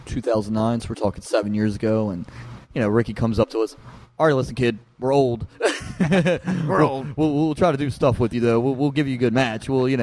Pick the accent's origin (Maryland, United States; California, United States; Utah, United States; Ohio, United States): Maryland, United States; Baltimore; Here in Baltimore.